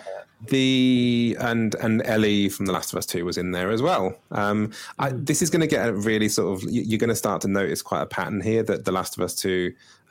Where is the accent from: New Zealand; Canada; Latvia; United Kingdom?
United Kingdom; I'm awkwardly British